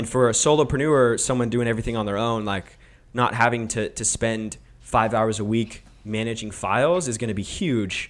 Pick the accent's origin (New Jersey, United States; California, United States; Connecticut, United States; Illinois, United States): California, United States; Roseville; also born or lived in Missouri; in Roseville when I was, like, four, so I pretty much grew up in, like, Antelope